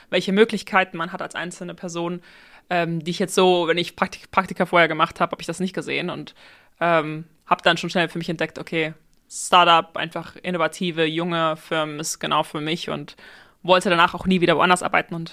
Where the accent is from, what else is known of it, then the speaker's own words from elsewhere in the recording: Aachen, North Rhine-Westphalia, Germany; now in Berlin, Germany; ich komme aus Aachen, bin 27 Jahre alt und wohne heute in Berlin